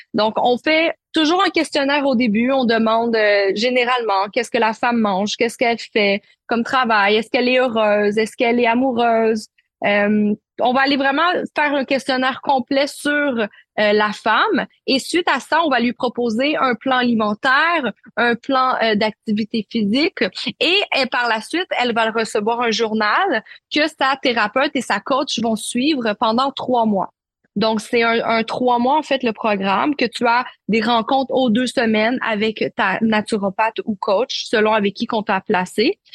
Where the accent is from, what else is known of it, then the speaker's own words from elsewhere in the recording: Quebec, Canada; accent: Québécois; also born or lived in Marseille, France; Je suis née à Marseille, mais je suis la québécoise de ma famille puisque j'ai immigré au Québec à l'âge de un an. Donc, vous m'écoutez en ce moment, j'ai vraiment l'accent québécois